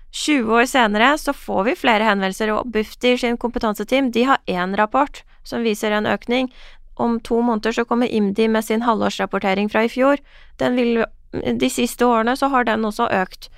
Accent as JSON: {"language": "Norwegian", "country": "Iran", "moved": "yes", "lives_now": "Norway", "said": "den reisen min fra Iran til Norge"}